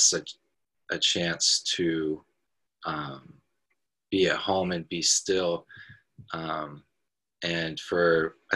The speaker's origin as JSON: {"language": "English", "town": "Portland", "region": "Oregon", "country": "United States", "tie": "born or raised there", "said": "I grew up in Portland, Oregon"}